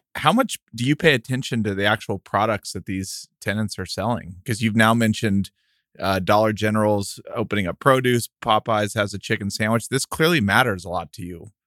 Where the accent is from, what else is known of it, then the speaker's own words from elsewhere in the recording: El Paso, Texas, United States; we're from El Paso, and that was, like, close to Coronado High School, and that's where we grew up going